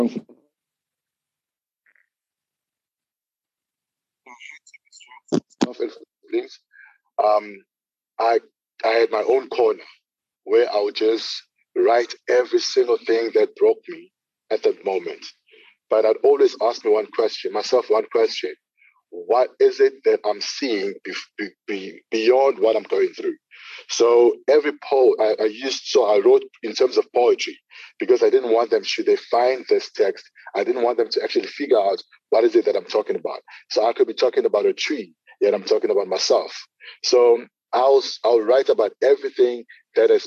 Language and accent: English; Durban, KwaZulu-Natal, South Africa; I'm from Durban, KZN in South Africa, from a small township called Lamontville.